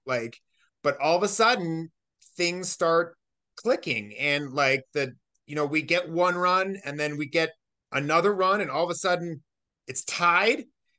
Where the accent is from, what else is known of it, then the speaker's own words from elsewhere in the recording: Scottsdale, Arizona, United States; also born or lived in Boston; now in Sedona, United States; I'm from Scottsdale, Arizona. Currently living in Sedona